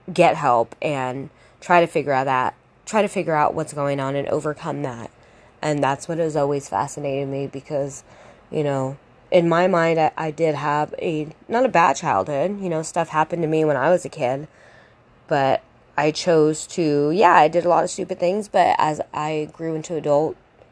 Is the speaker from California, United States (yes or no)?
yes; Sacramento, California, United States; I grew up in Sacramento.